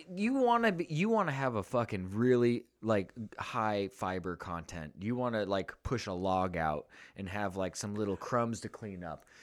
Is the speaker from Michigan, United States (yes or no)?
no; California, United States; moved away as an adult; I grew up in libtarptopia in California